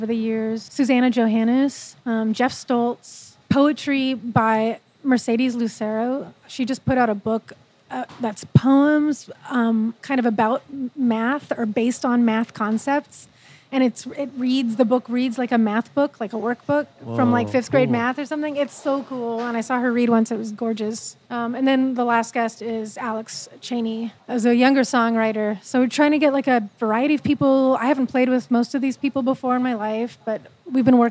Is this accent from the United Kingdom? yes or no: no; Manitoba, Canada; moved away; growing up in Manitoba, it was always very traditional food. We were farmers